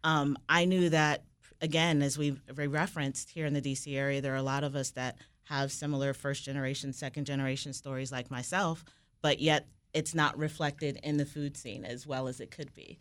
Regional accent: Fairfax County, Virginia, United States; also born or lived in Washington, D.C.; I was born here in D C. I grew up in the Mount Vernon community of southeastern Fairfax County

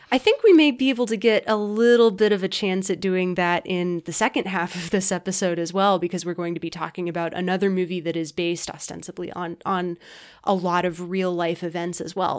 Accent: United States; I'm an American

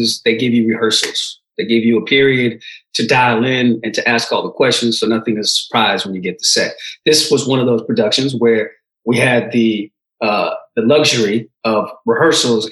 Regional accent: San Francisco Bay Area, California, United States; also born or lived in Oakland / Berkeley / El Segundo; I came here when I was a baby, so my whole culture, you know, I grew up in the San Francisco Bay Area, Oakland, Berkeley, El Segundo

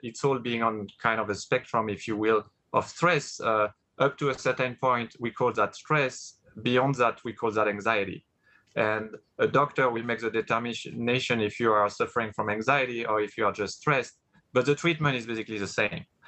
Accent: France; English is a second language; moved away as an adult; grew up in France, spoke I didn't I barely spoke any English at the time

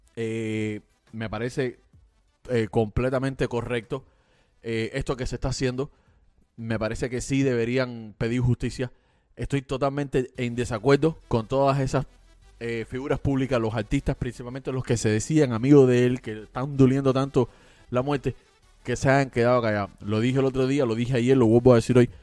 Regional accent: Cuba; moved away; los cubanos que nos fuimos de Cuba

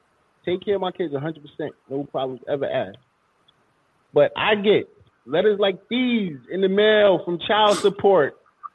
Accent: New York City, New York, United States; I'm from Coney Island

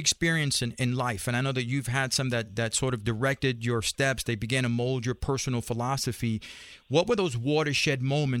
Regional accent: New York City, New York, United States; I grew up in Spanish Harlem.

